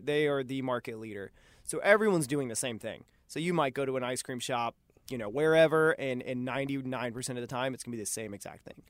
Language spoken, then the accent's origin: English; Cary, North Carolina, United States; moved away as an adult; also born or lived in Boone, North Carolina / Colorado; now in Charlotte, United States; I'm from Cary, North Carolina, outside of Raleigh. Uh, my wife and I both grew up there